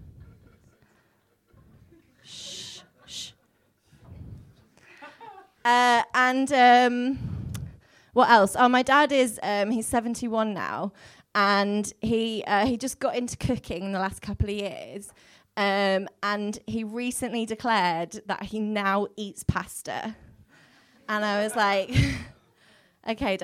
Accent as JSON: {"language": "English", "town": "Wolverhampton", "region": "West Midlands", "country": "United Kingdom", "said": "I'm from Wolverhampton and they talk funny there."}